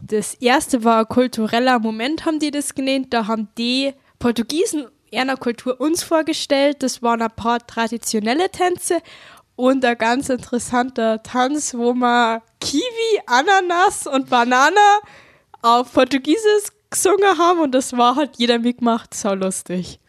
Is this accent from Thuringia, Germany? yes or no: no; Traunstein district, Bavaria, Germany; ich komme aus dem Landkreis Traunstein